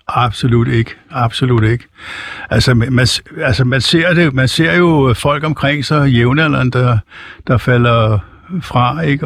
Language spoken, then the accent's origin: Danish; Copenhagen, Capital Region of Denmark, Denmark; now in Helsingør, Denmark; jeg er født i København